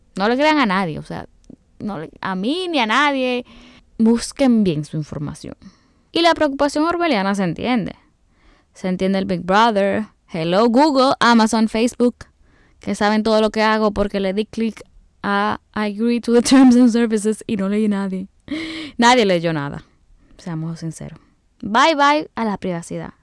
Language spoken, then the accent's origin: Spanish; Dominican Republic; como buena dominicana